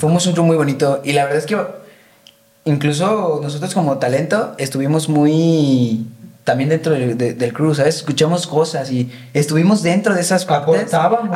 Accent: Guadalajara, Jalisco, Mexico; soy de Guadalajara

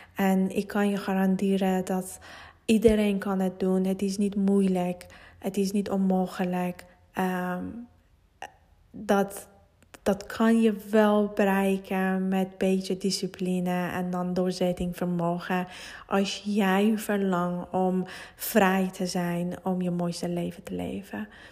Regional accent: Iran; Dutch is a second language; moved away as an adult; now in Netherlands; Nederlands is niet mijn moedertaal en uh, ik, kom, eh, ik kom uit Iran. Ik woon 17 jaar hier en eh, ja, ik heb met andere taal, andere cultuur opgegroeid

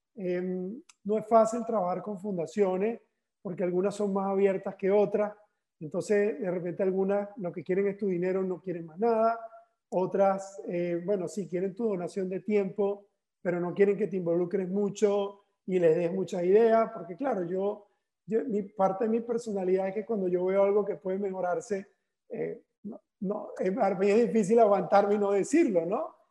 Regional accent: Barcelona, Anzoátegui, Venezuela; now in Valencia, Spain; en, Venezuela, en mi ciudad natal, que es Barcelona

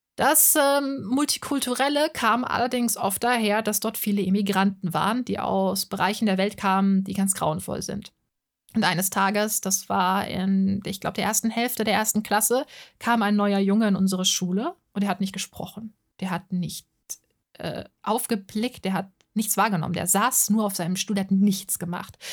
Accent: Offenbach am Main, Hesse, Germany; Ich bin in Offenbach am Main geboren. Das ist in der Nähe von Frankfurt am Main, ziemlich nah dran, in Hessen

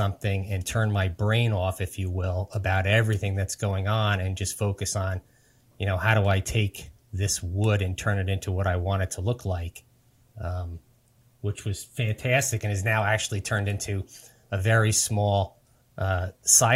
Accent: New Jersey, United States; Born and raised in New Jersey, live here right now

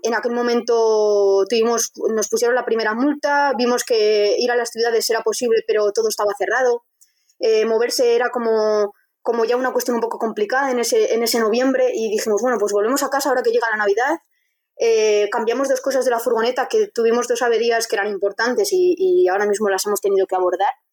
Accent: Vitoria-Gasteiz, Basque Country, Spain; Yo soy de Vitoria

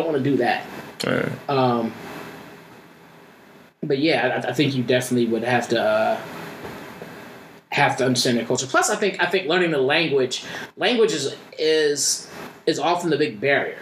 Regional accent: Philadelphia, Pennsylvania, United States; I grew up in Philly

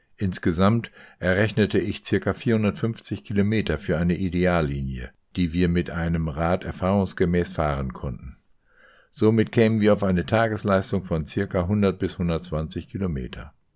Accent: Meppen, Lower Saxony, Germany; moved away; sitzen heute in Meppen, in meinem Geburtsort und meiner früheren Heimat

